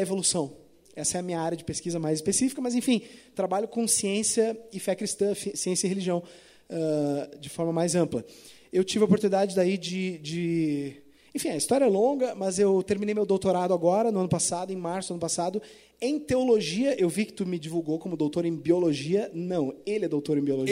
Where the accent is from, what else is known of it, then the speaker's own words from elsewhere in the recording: Porto Alegre, Rio Grande do Sul, Brazil; now in Florianópolis, Brazil; Eu sou de Porto Alegre, né? Eu moro em Floripa, mas eu sou originalmente de Porto Alegre